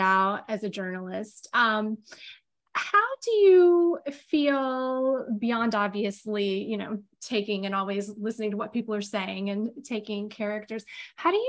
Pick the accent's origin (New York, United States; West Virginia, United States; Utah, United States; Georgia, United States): Georgia, United States; I grew up in Georgia